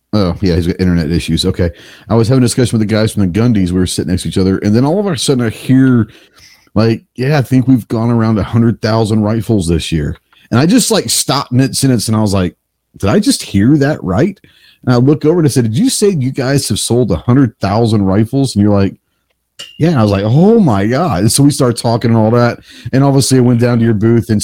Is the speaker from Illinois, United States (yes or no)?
no; Texas, United States; I'm from Texas